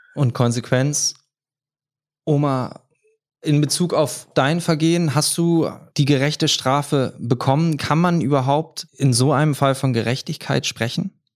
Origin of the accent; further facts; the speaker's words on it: Groningen, Netherlands; moved away; damals bei uns in Groningen